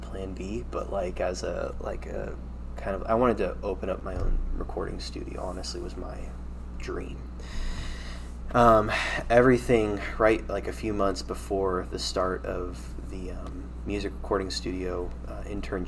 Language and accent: English; Fredericksburg, United States; Mennonite Christian Assembly was a church I grew up in Fredericksburg.